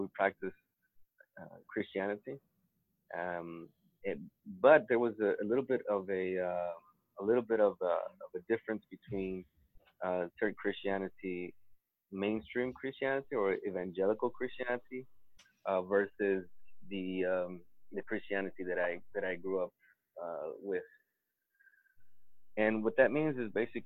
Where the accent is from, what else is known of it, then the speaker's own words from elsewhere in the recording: South Texas, United States; accent: Sephardic; also born or lived in Mexico; now in Beit Shemesh, Israel; I was born in Mexico, and I grew up in South Texas.